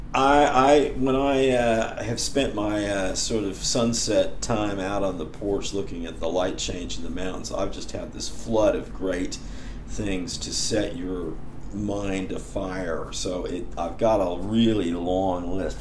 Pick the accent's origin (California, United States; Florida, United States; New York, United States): California, United States; Berkeley; I grew up in Berkeley